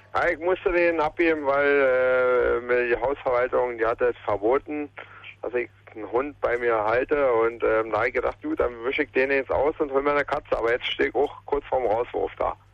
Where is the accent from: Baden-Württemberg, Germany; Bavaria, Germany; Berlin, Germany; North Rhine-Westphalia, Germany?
Berlin, Germany; Langwitz, da wo ich herkomme, da hinten Falkenweg, Falkenhausenweg